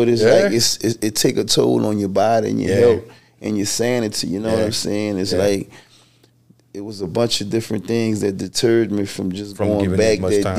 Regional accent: Louisiana, United States; we're all from Louisiana.

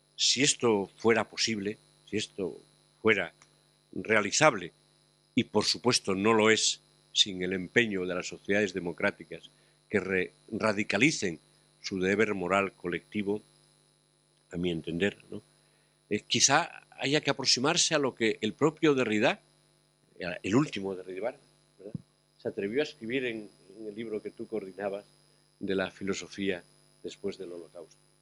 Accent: Asturias, Spain; en mi tierra, Asturias

